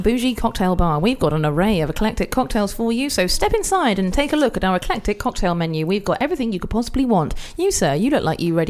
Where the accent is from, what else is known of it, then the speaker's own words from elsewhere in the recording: Welsh, Wales, United Kingdom; because I'm Welsh